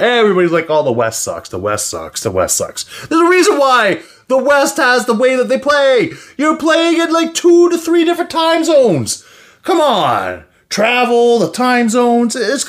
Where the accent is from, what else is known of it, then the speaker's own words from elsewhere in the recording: Canada; I'm Canadian.